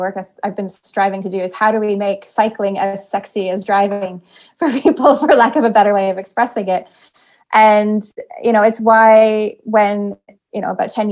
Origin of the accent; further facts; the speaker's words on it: Kitchener, Ontario, Canada; the suburban community that I grew up in Kitchener, Ontario, which is just south of Toronto